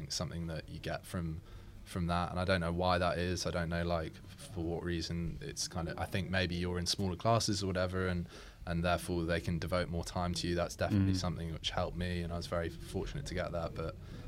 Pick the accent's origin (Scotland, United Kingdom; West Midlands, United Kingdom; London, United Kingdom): West Midlands, United Kingdom; Shropshire; also born or lived in Doha, Qatar; now in Brentford, United Kingdom; growing up in Shropshire